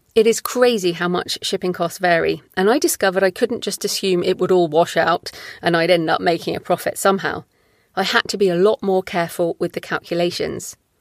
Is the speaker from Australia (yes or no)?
no; United Kingdom; as a Brit